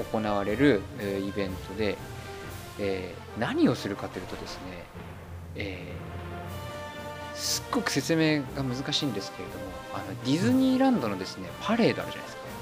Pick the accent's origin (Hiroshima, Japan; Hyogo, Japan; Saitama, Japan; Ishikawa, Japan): Saitama, Japan; moved away as an adult; now in Germany; 玉生まれ埼玉育ち